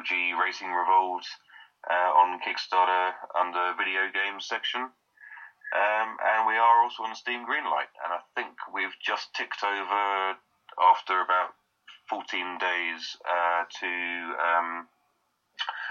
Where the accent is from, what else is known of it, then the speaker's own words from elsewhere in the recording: United Kingdom; we are British